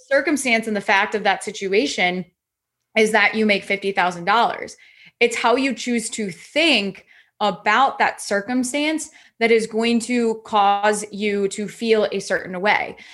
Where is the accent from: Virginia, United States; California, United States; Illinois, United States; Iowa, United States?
Iowa, United States; I'm originally from Iowa